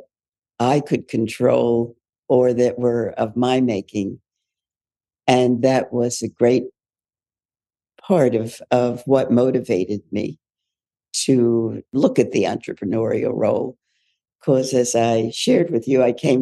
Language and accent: English; Philadelphia, Pennsylvania, United States; I was born in Philadelphia. My father was a physician and my mother was a social worker. So I was into servicing as a as a platform very early on, and went on through the public high schools in Philadelphia